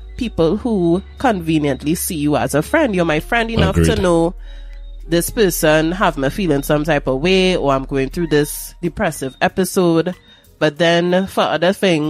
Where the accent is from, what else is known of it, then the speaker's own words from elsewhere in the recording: Atlanta, Georgia, United States; What is a Horner man? I'm from Atlanta. I don't know what that is.